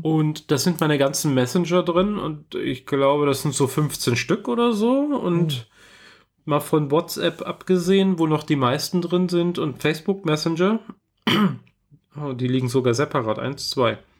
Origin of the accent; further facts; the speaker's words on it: Munich, Bavaria, Germany; moved away as an adult; also born or lived in Karlsruhe / Mannheim / Stuttgart; ich bin mit äh, einem Monat vor meinem 19. Geburtstag aus München ausgezogen